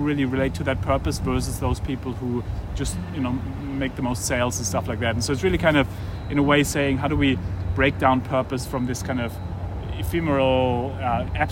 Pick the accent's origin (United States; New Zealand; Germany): Germany; I grew up in Germany